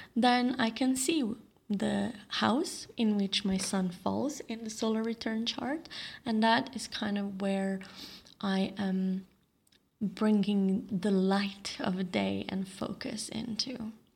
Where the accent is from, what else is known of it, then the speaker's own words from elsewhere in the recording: Slovenia; now in Bali, Indonesia; my hometown or my home country of Slovenia